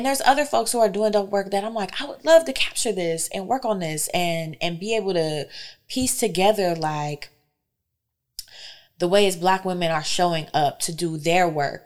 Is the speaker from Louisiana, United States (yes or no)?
no; Fayetteville, North Carolina, United States; moved away as an adult; now in Detroit, United States; I'm from Fayetteville, North Carolina.